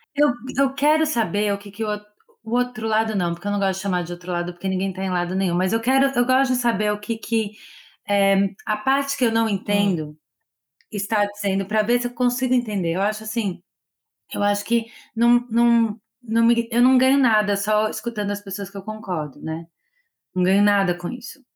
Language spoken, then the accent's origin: Portuguese; Brazil; moved away as an adult; now in Los Angeles, United States; eu sou do Brasil